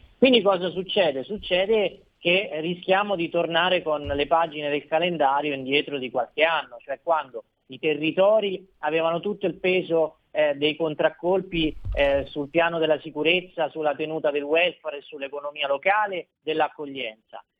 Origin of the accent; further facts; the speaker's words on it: Marche, Italy; essendo marchigiano